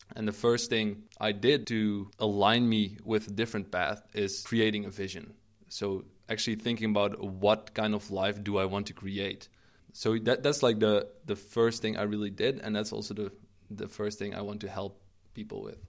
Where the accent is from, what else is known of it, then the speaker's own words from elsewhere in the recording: Eindhoven, North Brabant, Netherlands; now in Maastricht, Netherlands; I'm originally from the Eindhoven a-, area. Uh, that's where I grew up.